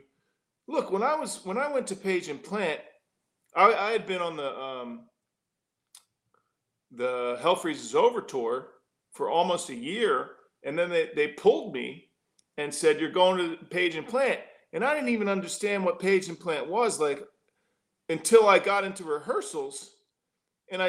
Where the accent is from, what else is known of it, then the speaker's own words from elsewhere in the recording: Philadelphia, Pennsylvania, United States; moved away as an adult; also born or lived in Los Angeles; now in San Antonio, United States; growing up in Philly